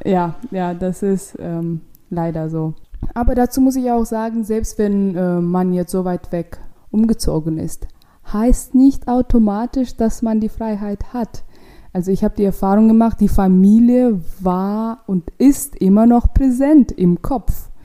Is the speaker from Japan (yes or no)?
no; Ashgabat, Turkmenistan; accent: Russian; German is a second language; moved away as an adult; now in Berlin, Germany; Aschgabat, das ist die Hauptstadt in Turkmenistan und da komme ich her